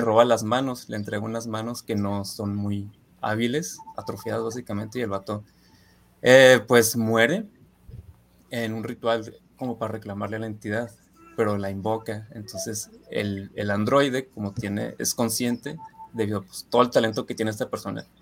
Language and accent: Spanish; Ciudad Juárez, Chihuahua, Mexico; moved away as an adult; now in Guadalajara, Mexico; soy de Ciudad Juárez